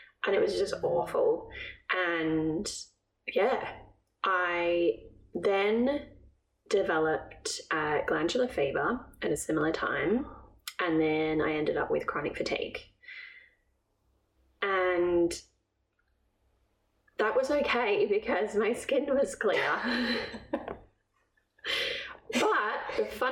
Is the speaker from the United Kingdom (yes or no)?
yes; England, United Kingdom; I'm from England